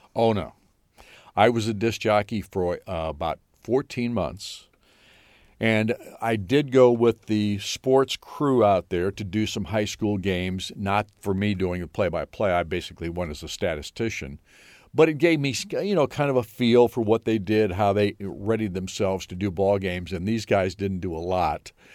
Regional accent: Mendota, Illinois, United States; also born or lived in Ottawa, Illinois; I'm from Northern Illinois

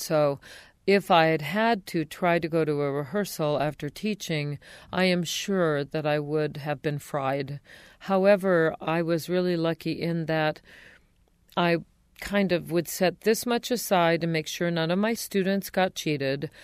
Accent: outside of Los Angeles, California, United States; also born or lived in San Diego; I was born in San Diego, but raised outside of Los Angeles

